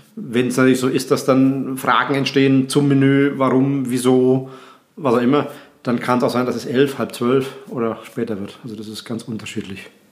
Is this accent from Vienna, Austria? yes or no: no; Graz, Styria, Austria; bei uns in Graz